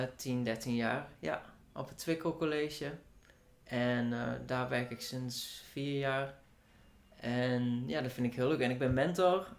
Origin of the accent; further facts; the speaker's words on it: Hengelo, Overijssel, Netherlands; Ik kom uit Hengelo